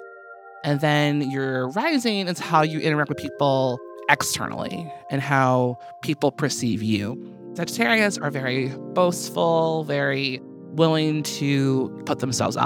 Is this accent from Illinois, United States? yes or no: yes; Chicago, Illinois, United States; I was born August 26th in Chicago, Illinois at 3:15 p.m.